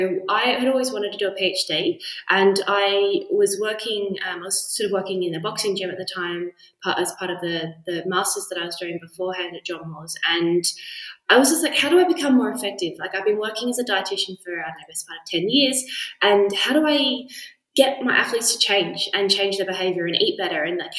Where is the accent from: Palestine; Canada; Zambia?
Zambia; accent: Australian; also born or lived in Australia; I definitely identify as being Australian, and I'm amazed that I still have my accent considering how long I've been. I think I've been out of the country half of my life now. So I grew up in Zambia.